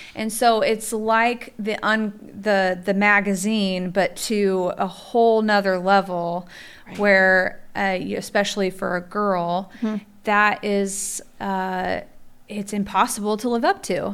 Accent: Midwest, United States; we're all from the Midwest

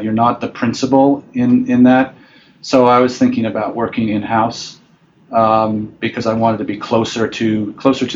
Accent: Cambridge, Massachusetts, United States; moved away as an adult; also born or lived in Taiwan / Hong Kong; I grew up in Cambridge, Massachusetts, in the northeast of the U.S.

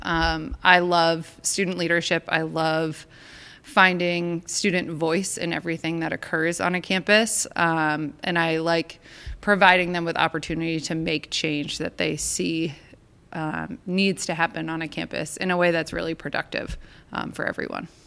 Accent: Maine, United States; moved away; I grew up in Maine.

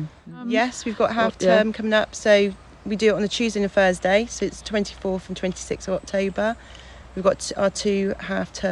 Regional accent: Fonthill Gifford, South West England, United Kingdom; I grew up in Fontal Gifford

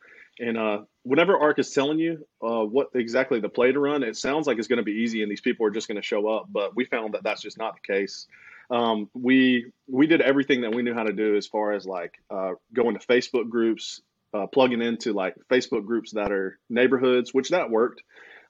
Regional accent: Aiken, South Carolina, United States; now in Lexington, United States; So we're from Aiken, South Carolina, not near Augusta, Georgia

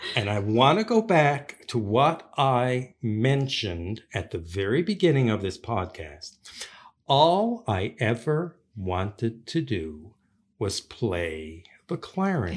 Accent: St. John's, Newfoundland and Labrador, Canada; now in Prince Edward Island, Canada; I grew up in Newfoundland, and, uh, most of my childhood was in Saint John's, Newfoundland

